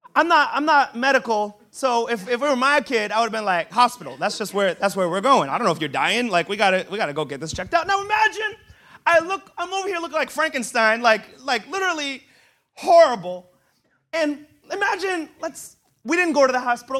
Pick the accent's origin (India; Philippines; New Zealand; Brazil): Brazil; now in United States; I was born in Brazil, and I swear I was fed apples as a child